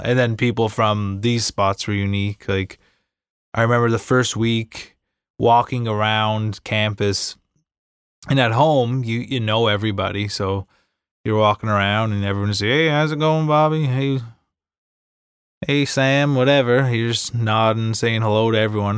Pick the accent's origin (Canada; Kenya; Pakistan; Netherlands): Canada; Inverness, Nova Scotia; I'm from Cape Breton Island